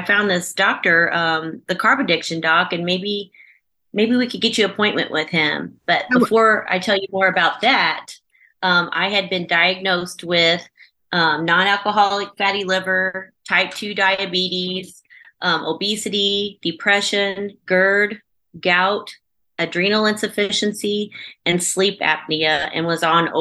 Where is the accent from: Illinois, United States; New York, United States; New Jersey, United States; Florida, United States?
Illinois, United States; Chester; I am from the United States in Southern Illinois in a small little town called Chester